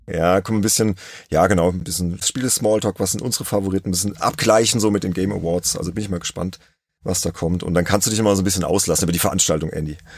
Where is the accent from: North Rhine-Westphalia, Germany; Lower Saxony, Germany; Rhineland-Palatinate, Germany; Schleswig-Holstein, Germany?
Rhineland-Palatinate, Germany; Worms; ein gebürtiger Wormser, ja, genauso wie ich